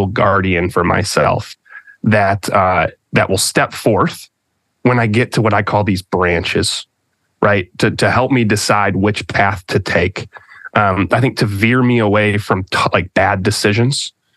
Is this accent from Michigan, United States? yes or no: yes; Michigan, United States; moved away; that Midwestern passive aggression that you can grow up with. At least I'm from Michigan